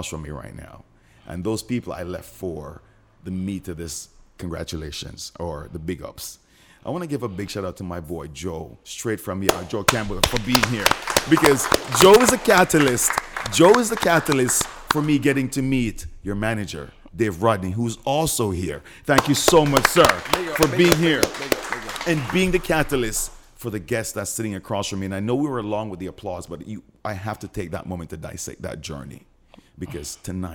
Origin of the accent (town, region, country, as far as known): Jamaica; moved away